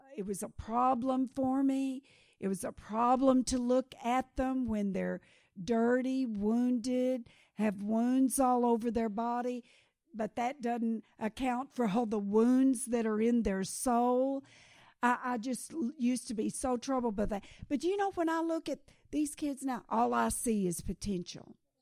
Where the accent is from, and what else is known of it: Kenya